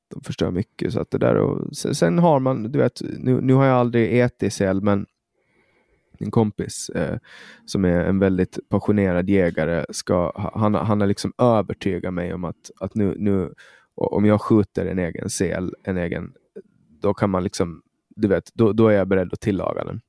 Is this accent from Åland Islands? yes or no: yes; Åland Islands; moved away as an adult; also born or lived in Stockholm, Sweden; jag flyttade bort från Åland